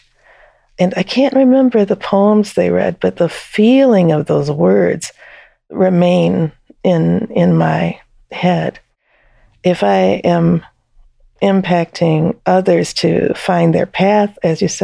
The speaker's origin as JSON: {"language": "English", "region": "Texas", "country": "United States", "also_born_or_lived": "Detroit, Michigan / Georgia / North Carolina / Asheville, North Carolina", "moved": "yes", "said": "I, at that time, still saw myself as Texan, and I still"}